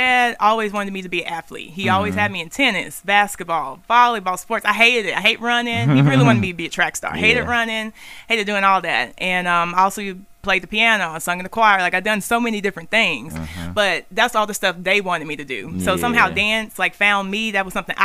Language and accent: English; Memphis, Tennessee, United States; moved away as an adult; also born or lived in Antioch, Tennessee; now in Middle Tennessee, United States; I'm from Memphis, East Memphis